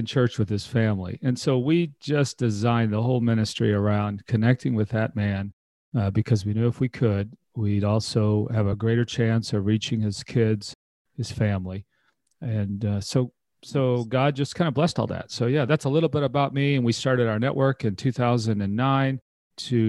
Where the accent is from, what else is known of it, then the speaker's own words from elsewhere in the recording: Texas, United States; I was born and raised in Texas